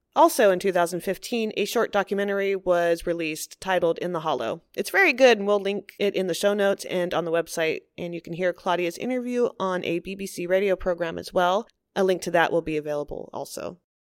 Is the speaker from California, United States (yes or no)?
yes; California, United States; growing up in California